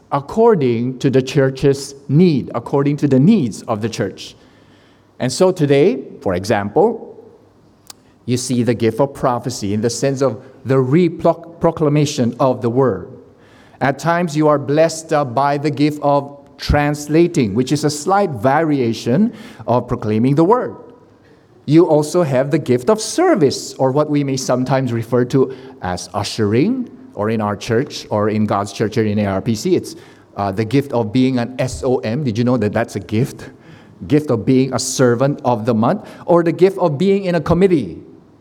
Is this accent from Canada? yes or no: no; Philippines; I am the Filipino who cannot sing